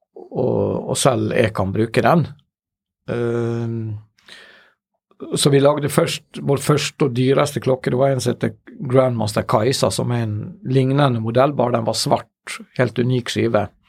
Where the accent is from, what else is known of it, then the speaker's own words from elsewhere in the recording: Ålesund, Møre og Romsdal, Norway; når jeg var liten og vokste opp i Ålesund, som man sikkert hører på min, min dialekt